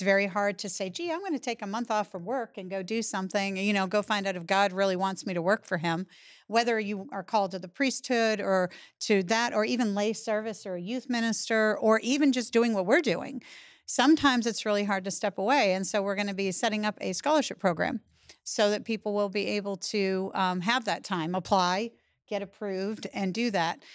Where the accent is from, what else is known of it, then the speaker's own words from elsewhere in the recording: Massachusetts, United States; also born or lived in eastern North Carolina; now in North Carolina, United States; I live in eastern North Carolina. I'm originally from Massachusetts